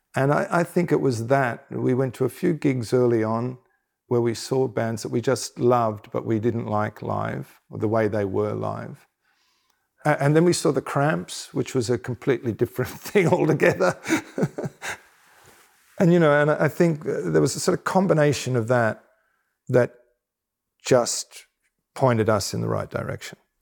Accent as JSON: {"language": "English", "country": "Australia", "said": "as an Australian"}